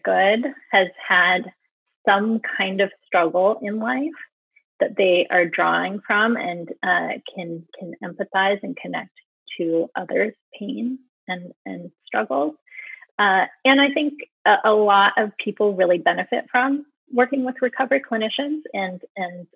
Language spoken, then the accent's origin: English; California, United States; now in New York, United States; I'm a California girl at heart